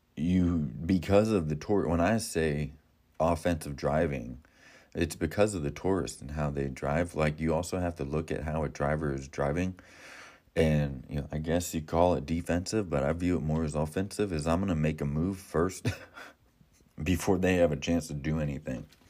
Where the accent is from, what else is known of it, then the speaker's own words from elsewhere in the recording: Florida, United States; now in Ohio, United States; I'm from Florida